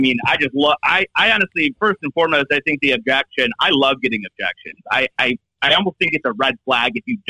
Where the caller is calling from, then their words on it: Seattle, Washington, United States; I am located in Seattle, Washington, and I work for Priority One.